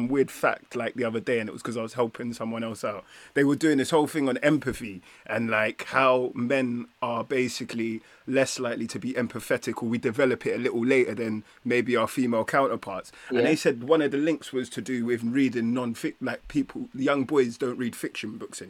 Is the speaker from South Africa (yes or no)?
no; London, United Kingdom; growing up in London